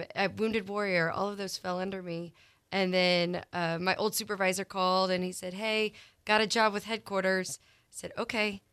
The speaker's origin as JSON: {"language": "English", "town": "Columbia", "region": "Missouri", "country": "United States", "tie": "born or raised there", "moved": "yes", "said": "born and raised in Columbia, Missouri"}